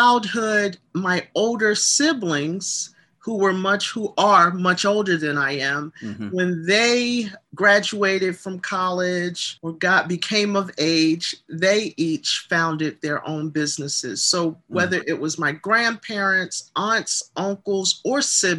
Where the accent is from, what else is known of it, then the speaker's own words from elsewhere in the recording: Baltimore, Maryland, United States; My hometown is the beautiful city of Baltimore, Maryland.